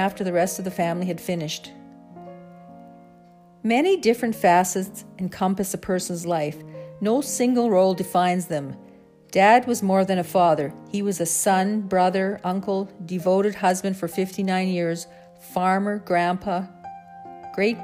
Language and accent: English; the Canadian prairies, Canada; growing up on the Canadian prairies